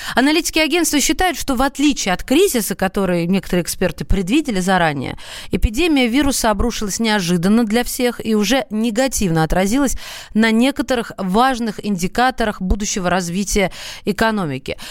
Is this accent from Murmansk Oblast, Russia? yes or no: no; Moscow, Russia; Мы, москвичи